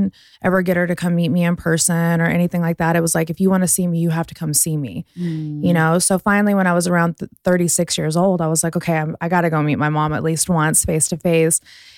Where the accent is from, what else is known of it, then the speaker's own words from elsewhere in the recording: Las Vegas, Nevada, United States; also born or lived in Houston; Vegas. I'm a Vegas girl. Born in Houston, grew up in Vegas.